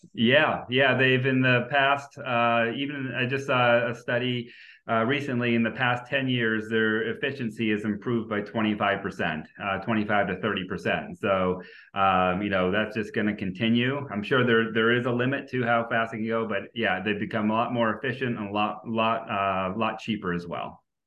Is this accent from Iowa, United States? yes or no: no; New Hampshire, United States; I'm from New Hampshire.